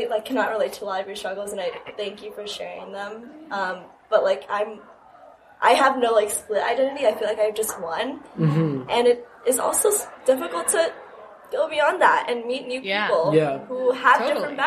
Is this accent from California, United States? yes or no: yes; Bay Area, California, United States; moved away as an adult; I'm from the Bay Area